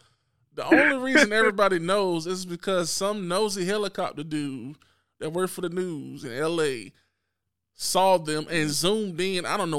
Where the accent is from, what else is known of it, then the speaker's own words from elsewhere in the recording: North Carolina, United States; fresh out of Durham, North Carolina, of course. If you don't know I'm from North Carolina, then something's wrong with you right now.